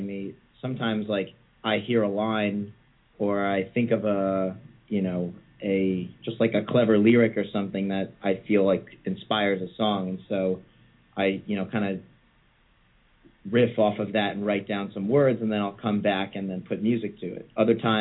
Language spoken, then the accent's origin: English; Westchester, New York, United States; moved away as an adult; now in Brooklyn, New York, United States; I grew up in Westchester, which is like a suburb of the city